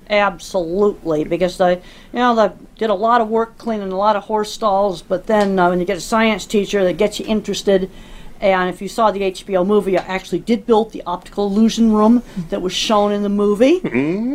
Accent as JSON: {"language": "English", "town": "Dedham", "region": "Massachusetts", "country": "United States", "tie": "born or raised there", "said": "I grew up in Dedham, Massachusetts, outside Boston"}